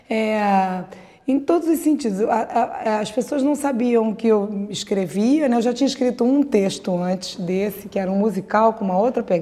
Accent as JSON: {"language": "Portuguese", "region": "Rio de Janeiro", "country": "Brazil", "tie": "born there", "said": "a gente, eu nasci ali no Leblon e tal"}